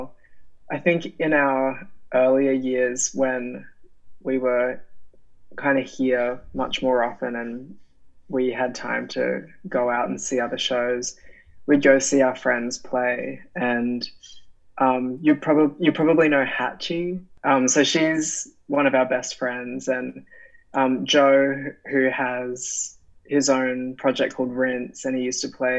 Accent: Brisbane, Queensland, Australia; I'm from Brisbane

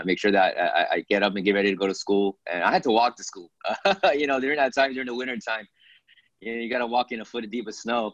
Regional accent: Philadelphia, Pennsylvania, United States; also born or lived in Beijing, China / Hong Kong; now in Los Angeles, United States; my family, first generation of immigrants, moved to Philadelphia, Pennsylvania, where I stayed there the early stages of my life

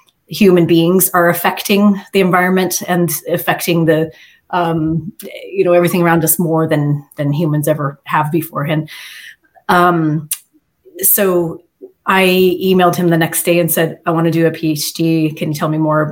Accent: Alaska, United States; moved away as an adult; now in Ireland; I'm from Alaska originally.

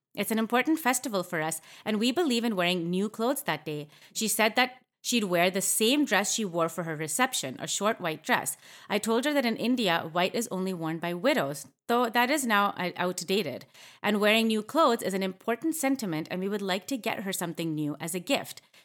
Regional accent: Canada; I grew up in Canada

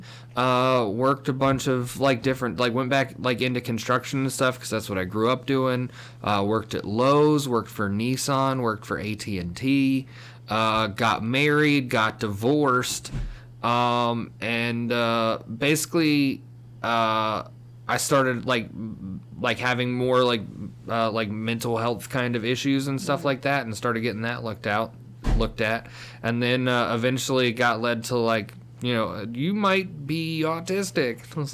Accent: Florida, United States; moved away; I'm a comedian. I'm autistic. I smoke a lot of weed. And yeah, I'm from Florida.

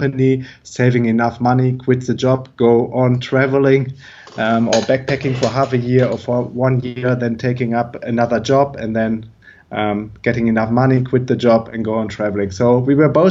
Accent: Germany; moved away; I'm originally from Germany

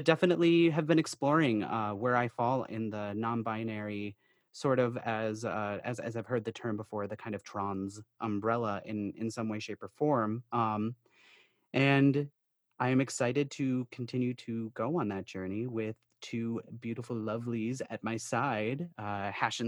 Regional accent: Altoona, Wisconsin, United States; now in Minneapolis, United States; hailing from Minneapolis, Minnesota, originally from the west central Wisconsin area of Eau Claire, more accurately, Altoona, Wisconsin.

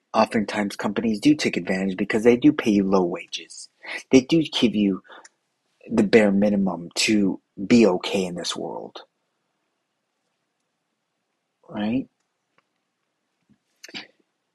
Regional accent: United States; I'm American

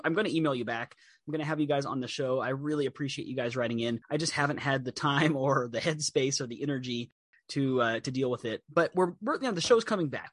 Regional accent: Texas, United States; also born or lived in Chicago; when you're growing up in Texas, when it snows, and everything stops, and you stay home, and your mom makes you hot chocolate

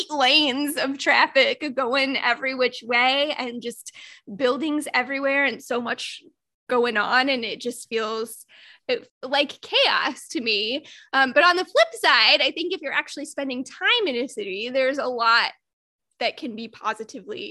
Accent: Granger, Indiana, United States; I grew up in Granger, which has 30,000 people or something like that.

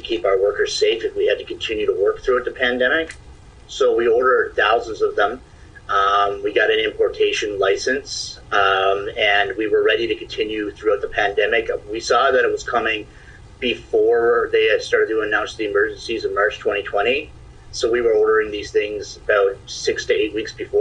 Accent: Stephenville, Newfoundland and Labrador, Canada; moved away as an adult; also born or lived in Toronto, Ontario; I'm from Stephenville, Newfoundland. Relocated to Toronto in 2004, where I lived for 16 years, returning to Stephenville in December 2020

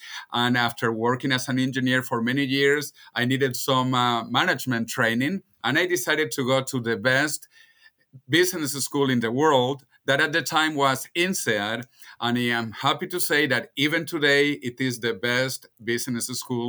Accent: Venezuela; And I am originally from Venezuela, even though my parents left Spain when Spain was a dictatorship and poor, and moved to Venezuela when Venezuela was rich and a democracy.

